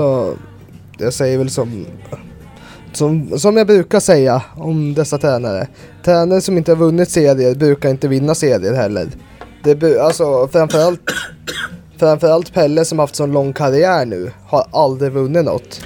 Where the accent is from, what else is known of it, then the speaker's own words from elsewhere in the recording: Gävle, Gävleborg County, Sweden; moved away; Jag var hemma i Gävle